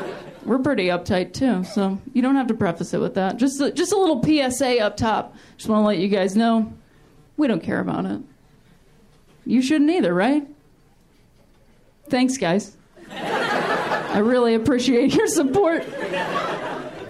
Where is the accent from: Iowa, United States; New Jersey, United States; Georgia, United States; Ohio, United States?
Ohio, United States; also born or lived in Chicago; now in Los Angeles, United States; I'm also from Ohio originally